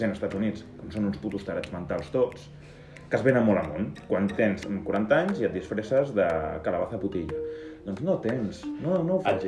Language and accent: Catalan; Lleida, Catalonia, Spain; som de Lleida.